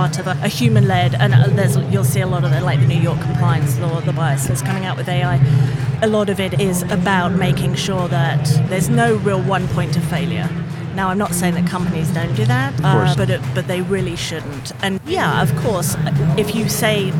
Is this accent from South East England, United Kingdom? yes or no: yes; Southampton, South East England, United Kingdom; moved away; I'm from near Portsmouth. Southampton.